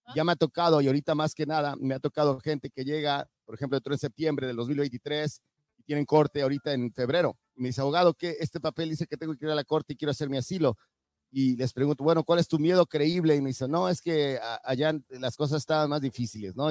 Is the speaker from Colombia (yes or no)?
no; Mexico; now in United States; yo soy de México, llegué caminando